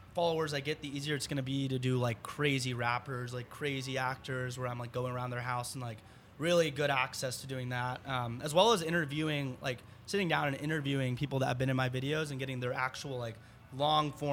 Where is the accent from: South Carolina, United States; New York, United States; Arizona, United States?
Arizona, United States; Tucson; also born or lived in Dallas, Texas; now in Los Angeles, United States; I'm from Tucson, Arizona originally